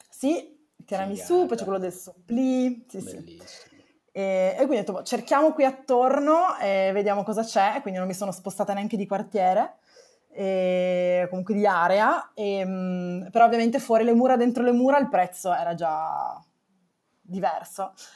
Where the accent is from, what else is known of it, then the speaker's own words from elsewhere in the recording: Turin, Piedmont, Italy; moved away as an adult; now in Rome, Italy; mi sono trasferita da Torino, perché sono di Torino